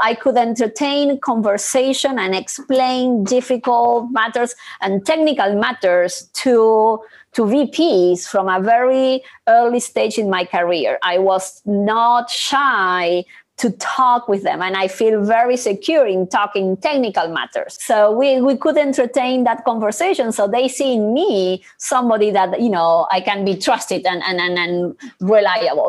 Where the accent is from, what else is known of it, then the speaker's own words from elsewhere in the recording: Argentina; I am originally from Argentina